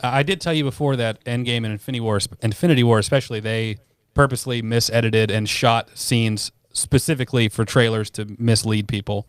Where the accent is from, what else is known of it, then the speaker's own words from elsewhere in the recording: United States; I'm American